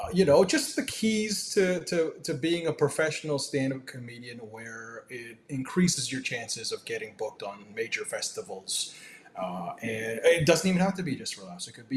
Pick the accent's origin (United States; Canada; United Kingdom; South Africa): Canada; Toronto, Ontario; I was born and raised in Toronto. I actually lived in a suburb just northeast of Toronto, about 45 minutes away